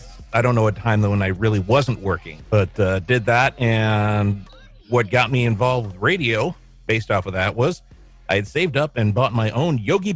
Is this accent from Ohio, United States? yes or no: yes; Lakewood, Ohio, United States; I was born and raised in Lakewood, Ohio.